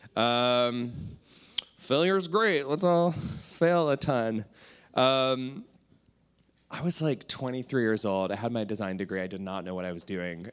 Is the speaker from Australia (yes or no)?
no; Canada; I'm from Canada